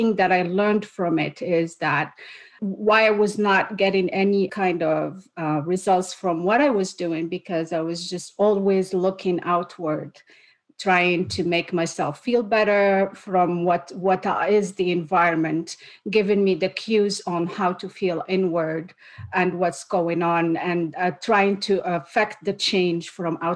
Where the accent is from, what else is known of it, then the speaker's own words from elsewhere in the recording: Morocco; moved away as an adult; also born or lived in United States; now in Canada; I am originally from Morocco